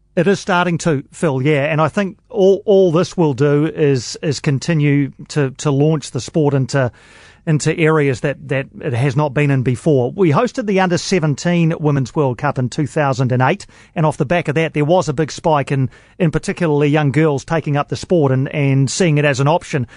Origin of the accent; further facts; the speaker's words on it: Wellington, New Zealand; dear old Sky Stadium here in Wellington, which is an oval, but it's in my hometown